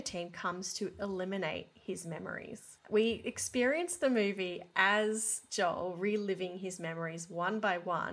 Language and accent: English; Brisbane, Queensland, Australia; Brisbane, which is where I grew up